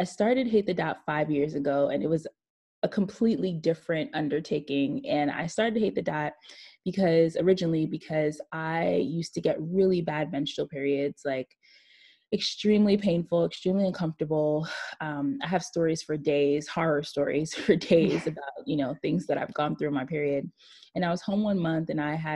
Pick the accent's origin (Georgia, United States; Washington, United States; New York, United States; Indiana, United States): New York, United States; New York City; I'm born and raised in Brooklyn, New York